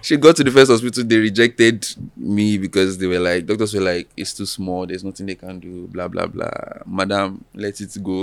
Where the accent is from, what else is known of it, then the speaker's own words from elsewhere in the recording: Alagbado, Lagos, later Osun State, Nigeria; now in Lagos, Nigeria; I was born and raised in Alagbado, Lagos